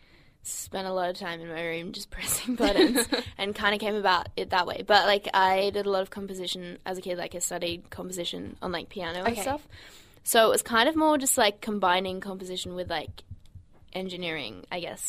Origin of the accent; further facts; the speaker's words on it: Brisbane, Queensland, Australia; Brisbane's my hometown